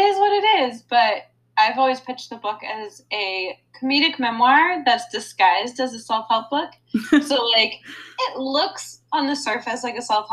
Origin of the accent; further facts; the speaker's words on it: D.C., District of Columbia, United States; moved away as an adult; now in Los Angeles, United States; I grew up outside Washington, D.C.